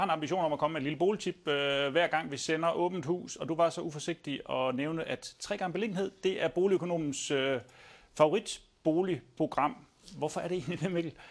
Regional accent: Southern Jutland, Southern Denmark, Denmark; now in Lyngby, Denmark; jeg er trods alt fra Sønderjylland.

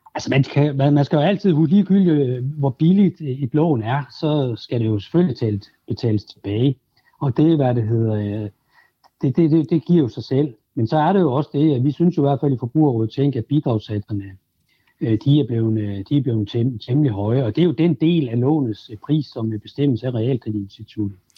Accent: Denmark

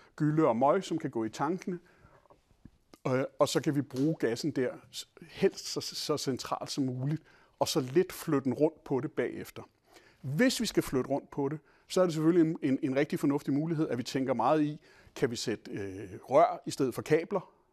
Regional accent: Denmark; som danskere

